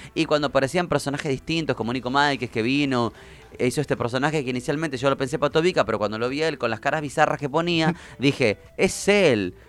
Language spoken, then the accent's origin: Spanish; Argentina